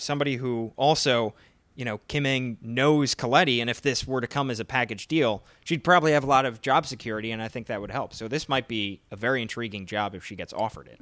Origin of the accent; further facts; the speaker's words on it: Philadelphia, Pennsylvania, United States; my hometown team, the Philadelphia Phillies